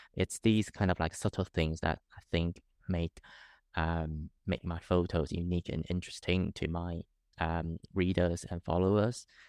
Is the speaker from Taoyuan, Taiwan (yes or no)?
no; Taipei, Taiwan; moved away as an adult; now in London, United Kingdom; growing up in Taipei, I, I'm quite used to it